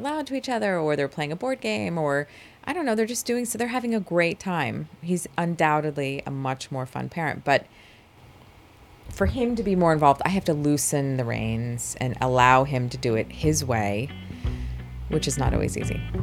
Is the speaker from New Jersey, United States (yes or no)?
yes; New Jersey, United States; I was born and raised in New Jersey